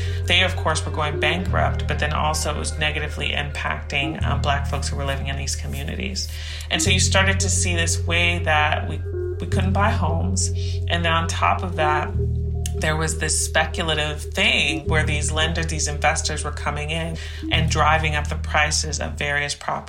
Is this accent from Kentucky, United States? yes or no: no; Oakland, California, United States; moved away; I grew up in East Oakland.